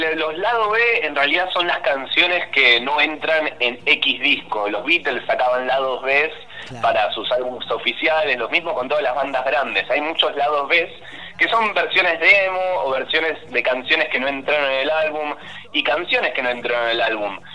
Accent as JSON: {"language": "Spanish", "town": "Banfield", "region": "Buenos Aires Province", "country": "Argentina", "moved": "as an adult", "lives_now": "Buenos Aires, Argentina"}